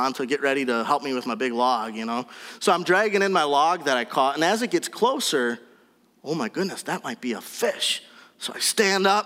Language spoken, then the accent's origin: English; Wisconsin, United States; We're from Wisconsin